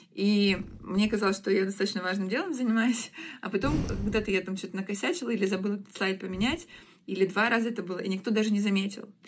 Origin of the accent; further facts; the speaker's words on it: Rostov-on-Don, Rostov Oblast, Russia; moved away as an adult; also born or lived in Krasnodar; Я сама ростовчанка, и мне очень не нравится в Краснодаре жить